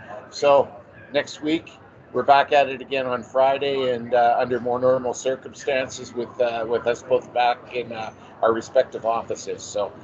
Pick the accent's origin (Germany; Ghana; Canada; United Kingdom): Canada; being Canadian